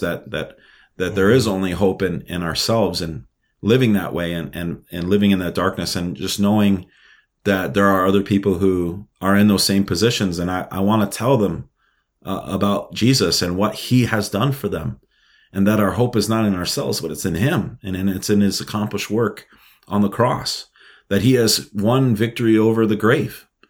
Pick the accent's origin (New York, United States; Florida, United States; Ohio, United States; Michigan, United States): New York, United States; New York City; moved away as an adult; also born or lived in Minnesota; now in Moorhead, United States; I was born and raised in Brooklyn, New York. Um, I, I grew up my whole my whole life there